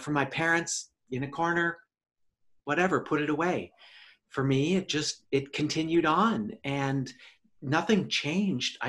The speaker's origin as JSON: {"language": "English", "area": "suburban Twin Cities", "region": "Minnesota", "country": "United States", "tie": "born or raised there", "said": "life growing up for me was in suburban Twin Cities, Minnesota"}